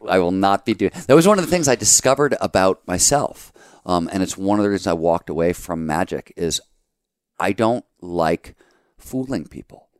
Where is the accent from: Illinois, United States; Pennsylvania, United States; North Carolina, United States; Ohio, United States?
Ohio, United States; Cleveland; moved away; also born or lived in Chicago; growing up in Cleveland